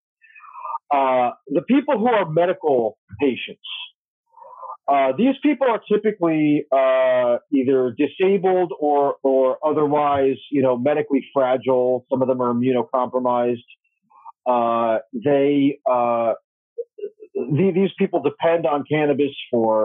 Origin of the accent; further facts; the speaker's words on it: New Jersey, United States; my home state of New Jersey